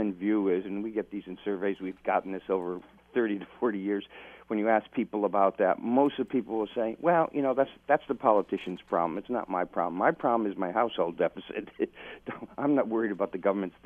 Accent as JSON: {"language": "English", "town": "Dundas", "region": "Ontario", "country": "Canada", "tie": "born or raised there", "said": "Dundas, my hometown"}